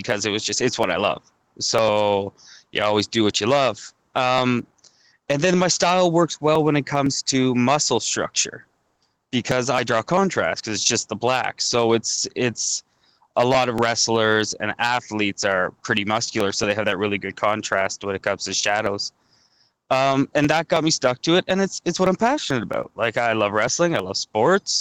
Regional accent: Goderich, Ontario, Canada; born or raised there; now in Toronto, Canada

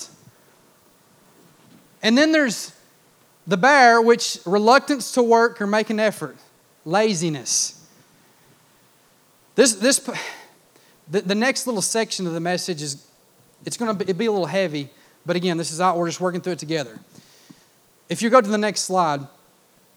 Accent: United States; I grew up in Clay County

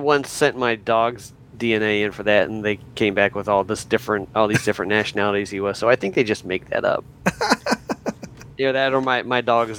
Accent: United States; we're American

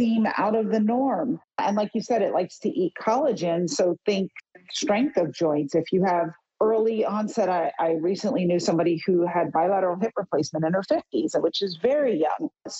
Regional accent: New York City, New York, United States; I grew up in New York City. I went to camp in Connecticut, upstate New York.

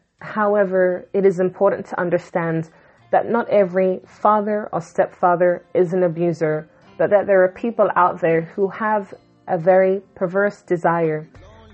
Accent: London, United Kingdom; I was born in London, England, to Jamaican parents

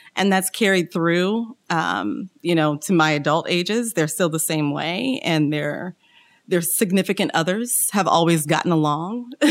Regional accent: Kansas City, United States; I'm originally from Kansas City, home of the Kansas City Chiefs, Kansas City Royals

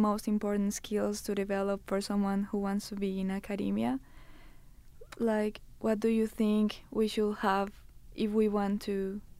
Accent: Colombia; moved away as an adult; now in Canada; I came from Colombia, where in the National University of Colombia I did my undergrad in biological engineering, and then I did a master's there, and I came here for my PhD.

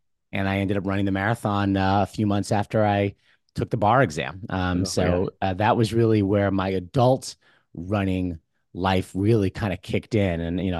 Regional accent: New Jersey, United States; I grew up in Bergen County, New Jersey, so not too far from there.

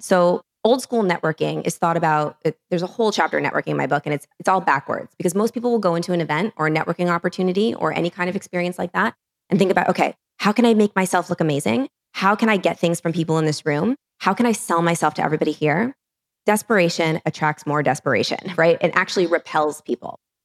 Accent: New York City, New York, United States; I'm from New York City

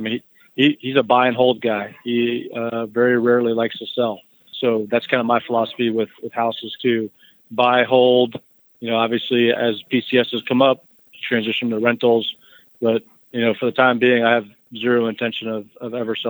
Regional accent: Florida, United States; So mostly I grew up in Florida, but, you know, I own a house in Georgia and I own a house in Tennessee.

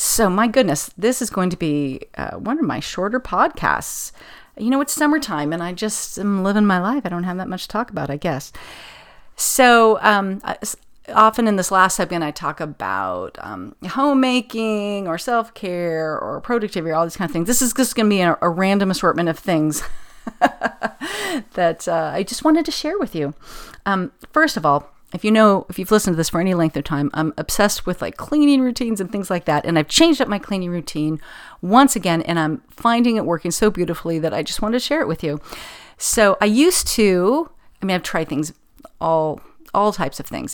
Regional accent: Pasadena, California, United States; it would be my hometown

